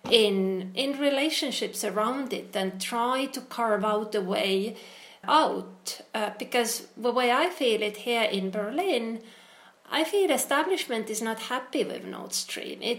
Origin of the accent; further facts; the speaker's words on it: Estonia; I come from Estonia